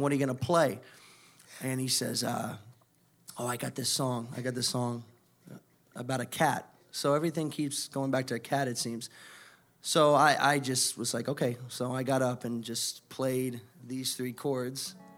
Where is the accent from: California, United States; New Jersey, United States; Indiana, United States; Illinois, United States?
Indiana, United States; moved away as an adult; now in Miami, United States; I'm originally from Indiana